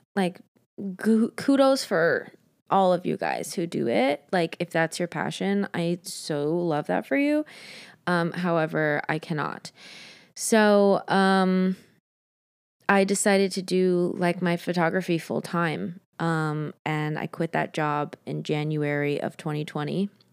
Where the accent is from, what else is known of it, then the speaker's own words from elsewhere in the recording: Montana, United States; now in Los Angeles, United States; I was born in Montana. Great place. Great place to grow up.